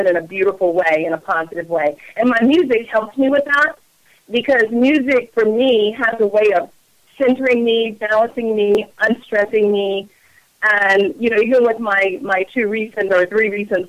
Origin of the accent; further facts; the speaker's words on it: Allen, Maryland, United States; I grew up in Allen, Maryland